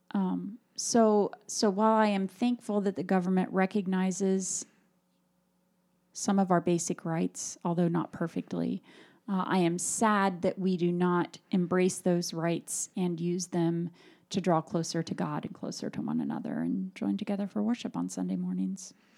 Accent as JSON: {"language": "English", "country": "United States"}